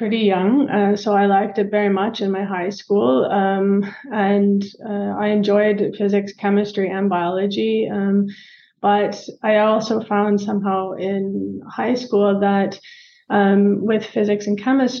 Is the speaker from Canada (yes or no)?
yes; Canada; moved away as an adult; also born or lived in London, Ontario, Canada; now in Germany; I am Canadian